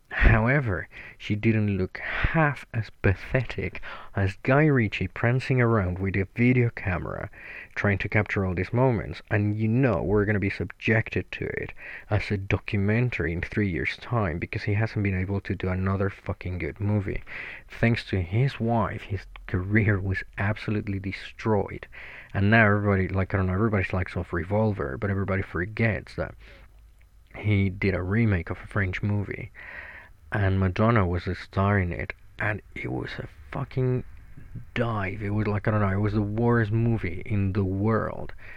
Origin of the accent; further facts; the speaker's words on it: Mexico; moved away as an adult; now in United Kingdom; I'm originally from Mexico. I've been in the UK for nine years now